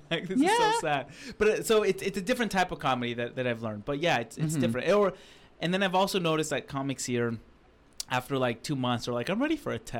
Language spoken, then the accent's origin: English; Seattle, Washington, United States; moved away as an adult; now in United Kingdom; I moved here from that. It was good. And then, because I'm from Seattle, but I started doing comedy in Seattle. But then I'm here. Yeah, I'm here in the UK.